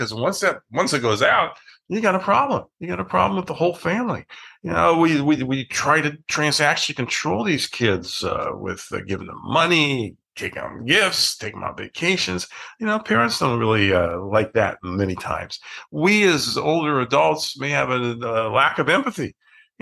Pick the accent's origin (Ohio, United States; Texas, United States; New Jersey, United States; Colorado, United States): Ohio, United States; I grew up in Ohio